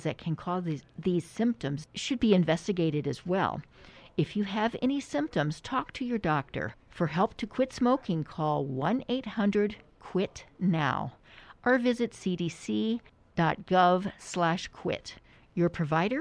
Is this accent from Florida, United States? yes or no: yes; Florida, United States; I grew up in Florida